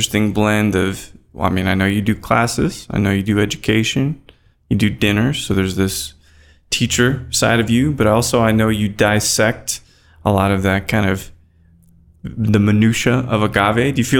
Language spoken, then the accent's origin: English; Texas, United States; I'm from Texas, right?